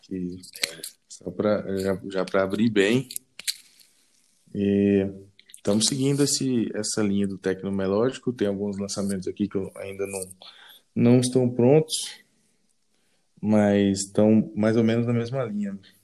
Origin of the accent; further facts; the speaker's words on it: Paraíso do Tocantins, Tocantins, Brazil; Sou natural do Tocantins, Paraíso do Tocantins